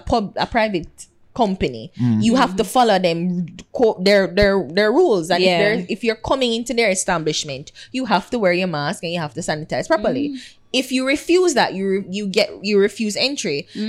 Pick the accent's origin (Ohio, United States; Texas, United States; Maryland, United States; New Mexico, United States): Ohio, United States; Dayton; I'm a middle class person. I grew up in Dayton.